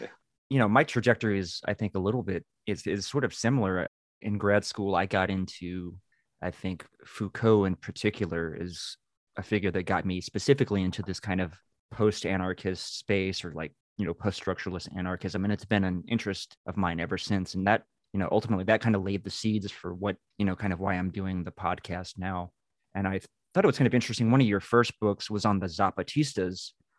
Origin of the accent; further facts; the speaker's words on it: Texas, United States; as a Texan, it's very cool to see that.